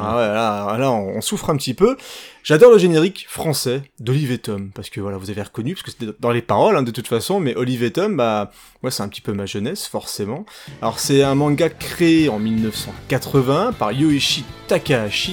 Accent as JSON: {"language": "French", "country": "France", "said": "chez nous, en France"}